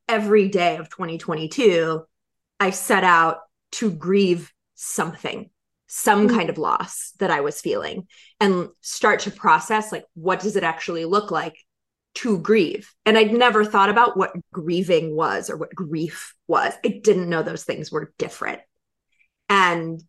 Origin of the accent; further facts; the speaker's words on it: North Carolina, United States; moved away; I had moved to North Carolina with my ex-husband with this vision of my dad being a grandfather and being, my dad was my best friend, and having a house close to his and raising kids and being in my home state